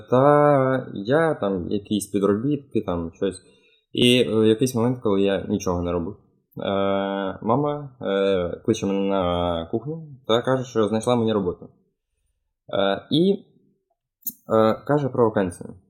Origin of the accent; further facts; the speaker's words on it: New York, Donetsk Oblast, Ukraine; moved away; Я взагалі е, з Нью-Йорку, це е, селище в Донецькій області.